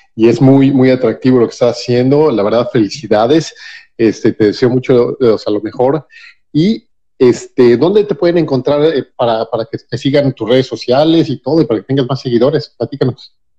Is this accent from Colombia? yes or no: no; Mexico City, Mexico; yo soy de la Ciudad de México